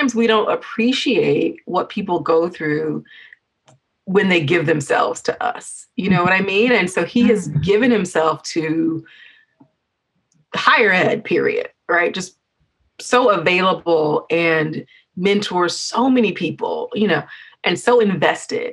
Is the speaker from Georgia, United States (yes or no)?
yes; Georgia, United States; I'm from Georgia